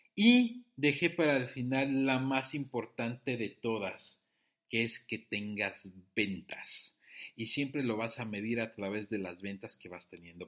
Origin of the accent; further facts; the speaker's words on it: Mexico; Soy un emprendedor mexicano